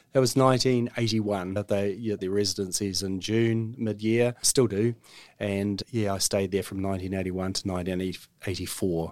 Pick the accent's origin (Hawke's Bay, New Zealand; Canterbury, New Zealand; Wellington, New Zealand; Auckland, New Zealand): Auckland, New Zealand; I'm an Aucklander, born and bred. I grew up in Block Ass Bay.